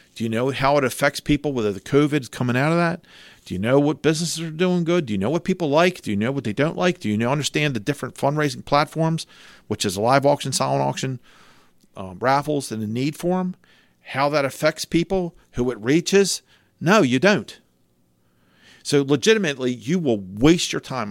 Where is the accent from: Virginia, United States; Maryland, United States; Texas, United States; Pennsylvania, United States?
Maryland, United States; Cecil County; I'm from Cecil County, I have a pickup truck